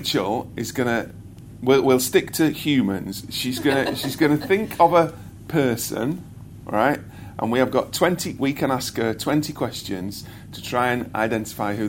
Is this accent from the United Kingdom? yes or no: yes; United Kingdom; I am British, born here